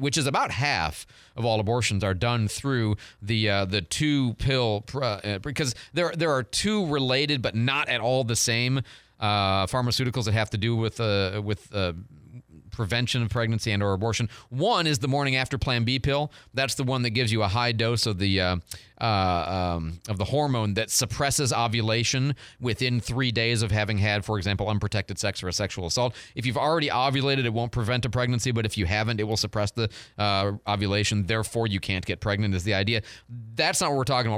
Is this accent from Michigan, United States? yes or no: yes; Detroit, Michigan, United States; moved away; I'm from Detroit a long time ago